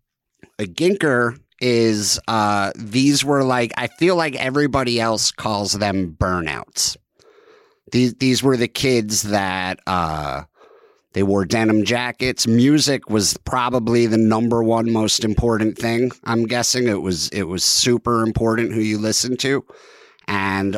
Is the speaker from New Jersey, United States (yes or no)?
yes; East Brunswick, New Jersey, United States; I grew up in a town called East Brunswick.